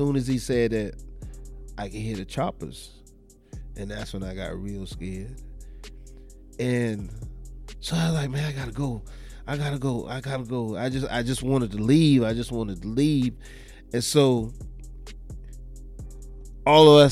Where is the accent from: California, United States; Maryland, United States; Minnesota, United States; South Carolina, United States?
South Carolina, United States; Charleston; I'm from Charleston